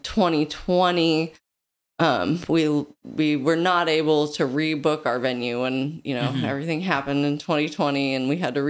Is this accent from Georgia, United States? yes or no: no; Kansas City, Missouri, United States; I'm from Kansas City originally, and so this is my home base where I grew up